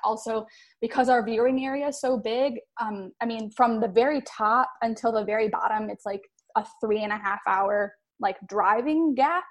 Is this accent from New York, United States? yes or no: no; Detroit, Michigan, United States; moved away as an adult; now in Texas/Oklahoma area, United States; I grew up in Michigan